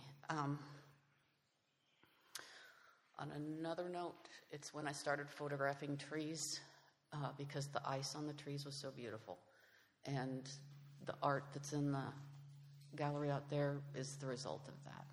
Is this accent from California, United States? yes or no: no; Iowa, United States; now in Texas, United States; I'm from Iowa, so the cold, we did lose power, but I knew how to deal with it.